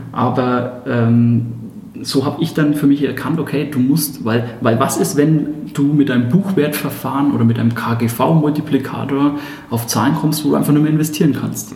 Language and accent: German; Hersbruck, Bavaria, Germany; accent: Franconian; entschuldigt meinen fränkischen Dialekt den kann ich nur teilweise ausstellen. Ich selbst bin 31 Jahre und komme aus Hersbruck, das ist im Nordosten von Nürnberg. Bin da groß geworden